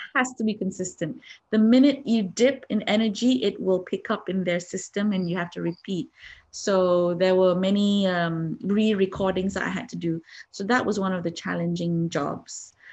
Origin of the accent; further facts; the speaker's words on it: Malaysia; I'm from Malaysia.